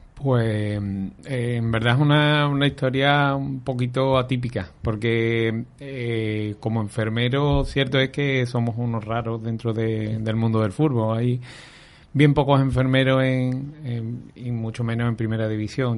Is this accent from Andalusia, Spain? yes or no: yes; Aljarafe, Seville, Andalusia, Spain; yo soy de Anarcasa, de, un pueblecito de aquí de la Jarafe de Sevilla